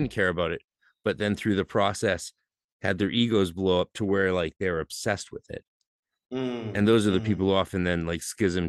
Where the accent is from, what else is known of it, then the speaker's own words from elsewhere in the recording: British Columbia, Canada; we didn't notice it too much because, but that's because I'm from